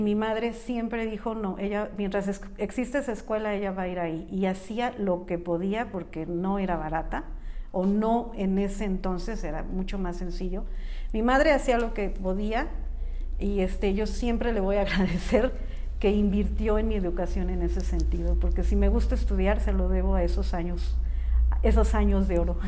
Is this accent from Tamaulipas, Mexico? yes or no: no; San Miguel de Allende, Guanajuato, Mexico; moved away as an adult; nací en San Miguel de Allende